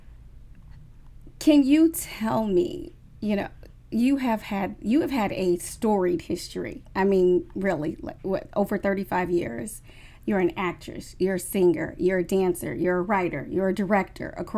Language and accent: English; Nebraska, United States; moved away; growing up in Nebraska